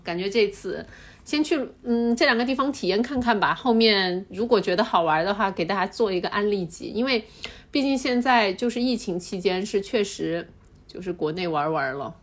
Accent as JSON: {"language": "Chinese", "region": "Chongqing", "country": "China", "tie": "born or raised there", "moved": "yes", "lives_now": "Shanghai, China", "said": "我小时候是在重庆的郊区长大的"}